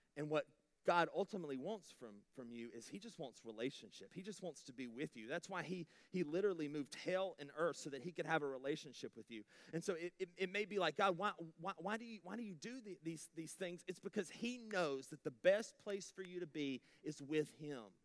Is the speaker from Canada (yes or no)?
no; United States